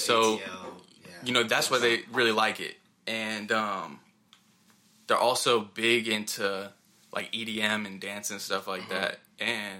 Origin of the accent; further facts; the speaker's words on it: Clayton, North Carolina, United States; And Clayton kind of became a meme in Wilmington because we had so much of us from Clayton